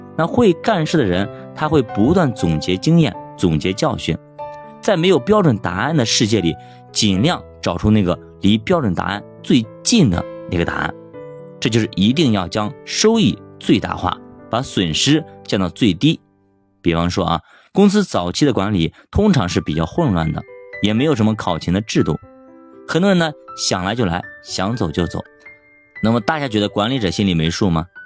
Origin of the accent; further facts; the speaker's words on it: China; 这让我们中国人理解不了啊